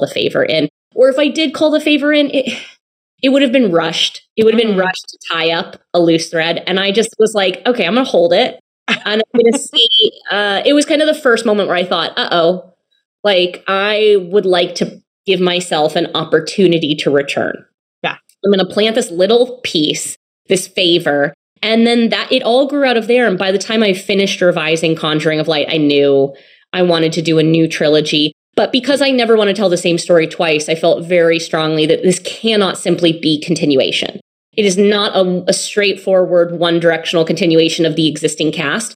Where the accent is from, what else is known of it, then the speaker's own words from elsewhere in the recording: United States; an American by birth